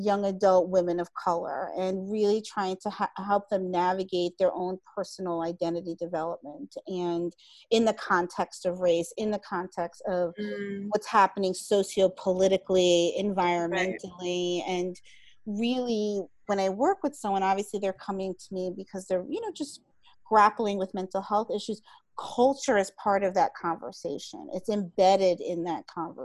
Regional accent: New York City, New York, United States; I'm from New York City

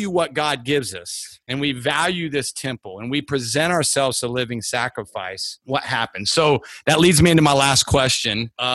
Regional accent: Columbus, Ohio, United States; I was from Columbus

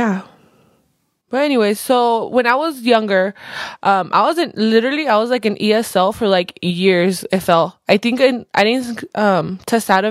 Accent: Colorado, United States; I was born here, like I've mentioned before. I was born in Colorado. I literally lived my all 25 years of life here

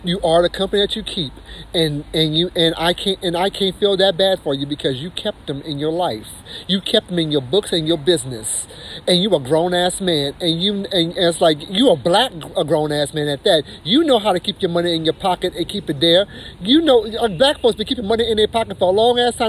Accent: the South, United States; I'm from the South

